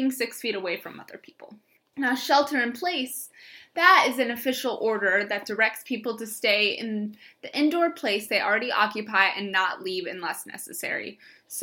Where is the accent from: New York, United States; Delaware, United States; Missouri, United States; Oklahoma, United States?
Missouri, United States; St. Louis; I'm originally from St. Louis, Missouri